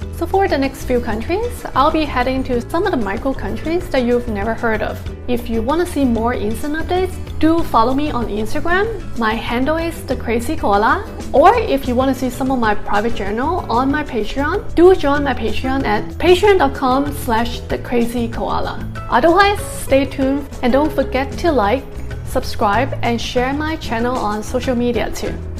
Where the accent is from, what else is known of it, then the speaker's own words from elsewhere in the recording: United States; as American